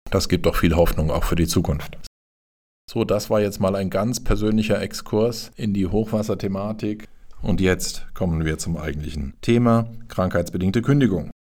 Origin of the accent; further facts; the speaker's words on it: Sinzig, Rhineland-Palatinate, Germany; Ich stamme persönlich aus Sinzig, also von daher habe ich da auch erhebliche Verbindungen hin und weiß, wie es da aussieht.